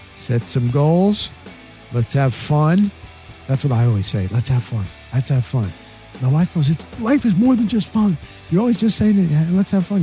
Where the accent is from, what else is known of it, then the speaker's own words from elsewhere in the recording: New Jersey, United States; moved away; also born or lived in Denver, Colorado; I grew up in New Jersey